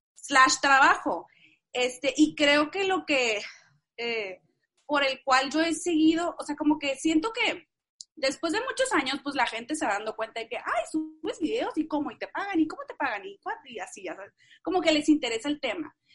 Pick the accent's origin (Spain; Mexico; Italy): Mexico; Tijuana, Baja California; yo soy norteña, o sea, soy de Tijuana, siempre, o sea, crecí en, en, en esos, eh, ¿cómo se dicen? Dos mundos, de la frontera